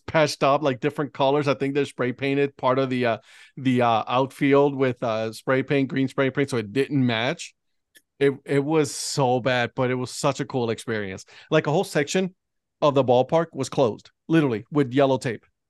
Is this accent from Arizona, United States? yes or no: no; Ohio, United States; moved away; I'm from Ohio